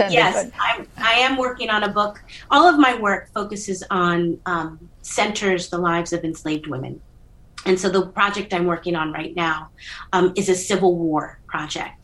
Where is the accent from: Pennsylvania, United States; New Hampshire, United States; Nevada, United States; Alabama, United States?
Pennsylvania, United States; Philadelphia; history was something that growing up in Philadelphia that you couldn't escape